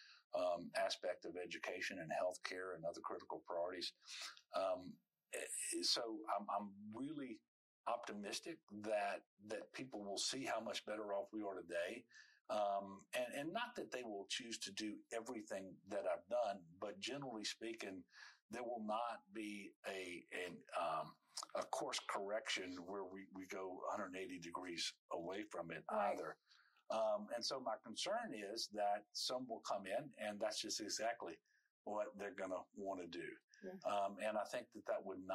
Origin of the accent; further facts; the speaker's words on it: Amite, Louisiana, United States; over the 12 years that I was in public school there in Amite